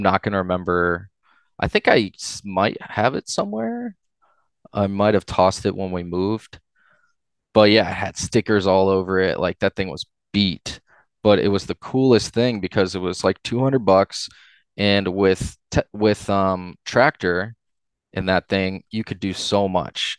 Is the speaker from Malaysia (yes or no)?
no; Upper Arlington, Ohio, United States; I grew up in Upper Arlington, went to school all throughout my growing up in U